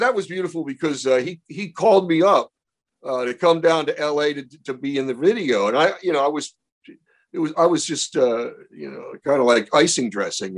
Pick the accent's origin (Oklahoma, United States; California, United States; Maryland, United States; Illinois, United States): Maryland, United States; Baltimore; When I was a kid growing up in Baltimore